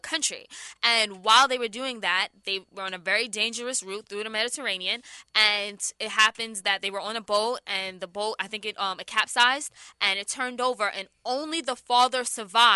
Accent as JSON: {"language": "English", "country": "United States", "said": "we're American"}